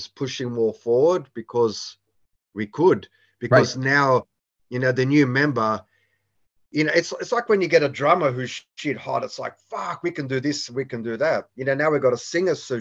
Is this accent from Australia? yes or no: yes; Australia; growing up in Australia